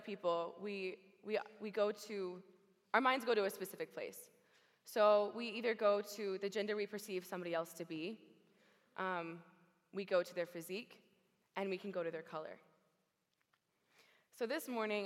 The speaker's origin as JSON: {"language": "English", "region": "Oklahoma", "country": "United States", "tie": "born or raised there", "moved": "yes", "said": "I was born in Oklahoma in a small little ranching community"}